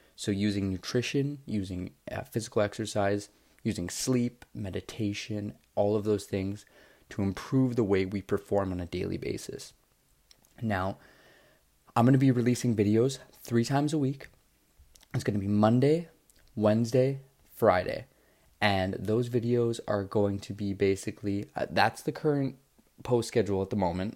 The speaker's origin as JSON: {"language": "English", "town": "Toronto", "region": "Ontario", "country": "Canada", "said": "I'm from Toronto, Ontario, Canada"}